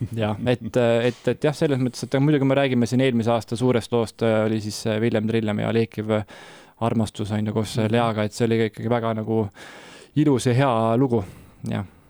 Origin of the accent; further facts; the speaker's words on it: Tallinn, Harju County, Estonia; mina olen pärit äh, Tallinnast